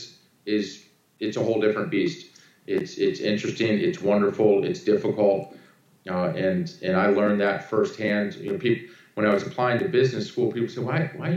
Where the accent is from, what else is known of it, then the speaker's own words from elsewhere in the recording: Annapolis, Maryland, United States; now in South Carolina, United States; my brother and I were raised in Annapolis, Maryland